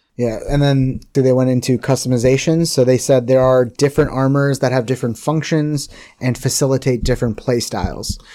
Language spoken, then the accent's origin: English; India; I'm Indian